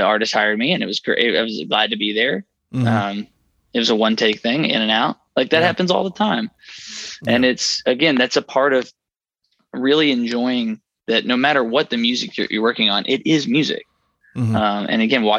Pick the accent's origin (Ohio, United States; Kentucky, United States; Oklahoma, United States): Kentucky, United States; Lebanon; South of it, about an hour south in Lebanon, Kentucky